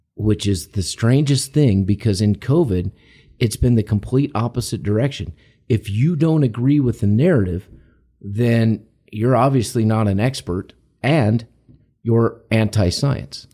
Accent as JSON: {"language": "English", "country": "United States", "said": "we're Americans, we're American citizens"}